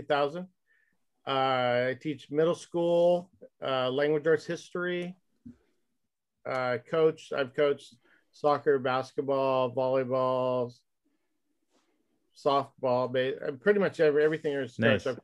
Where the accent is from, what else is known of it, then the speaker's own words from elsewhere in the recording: Northern California, United States; moved away as an adult; now in Spokane, United States; I grew up in California